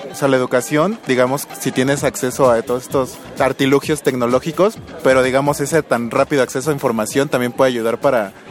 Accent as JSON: {"language": "Spanish", "country": "Ecuador", "said": "soy ecuatoriano."}